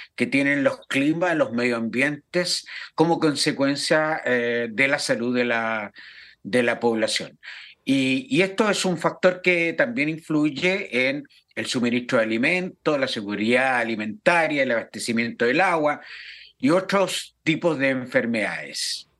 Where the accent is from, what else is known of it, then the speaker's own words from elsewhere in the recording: Putaendo, Valparaíso, Chile; Conozco muy bien con mi infancia y mi, mi adolescencia, las casas construidas en Putaendo, ¿no es cierto?, en la, en la quinta región